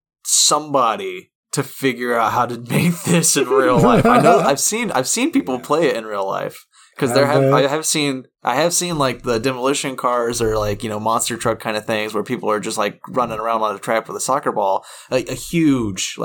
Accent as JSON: {"language": "English", "country": "United States", "said": "I'm American"}